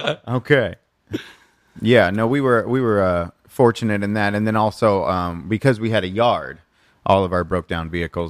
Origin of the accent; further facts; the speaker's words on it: Missouri, United States; I'm from Missouri.